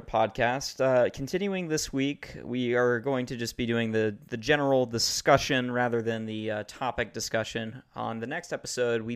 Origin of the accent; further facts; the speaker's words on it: United States; I'm American